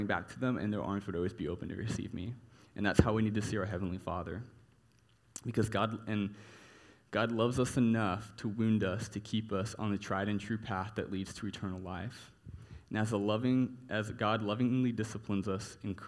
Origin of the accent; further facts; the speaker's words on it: Texas, United States; growing up in Texas